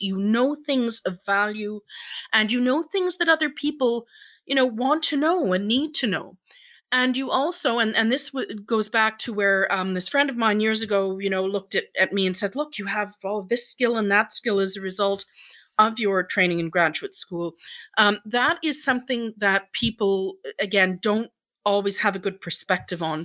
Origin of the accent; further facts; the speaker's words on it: Ireland; now in Stratford, Canada; I'm Irish myself